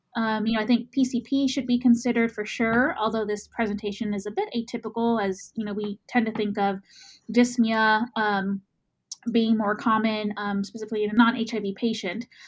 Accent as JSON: {"language": "English", "region": "Texas", "country": "United States", "accent": "Texas", "said": "my Texas accent"}